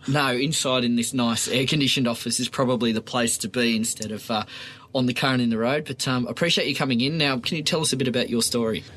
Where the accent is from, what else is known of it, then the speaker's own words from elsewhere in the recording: Sydney, New South Wales, Australia; I grew up in Oyster Bay and, and lived there for 18 years.